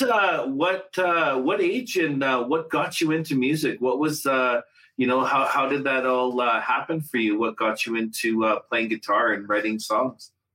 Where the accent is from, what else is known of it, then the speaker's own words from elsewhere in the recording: Gordon's First Nation, Saskatchewan, Canada; I'm actually from uh, Gordon's First Nation uh, in Saskatchewan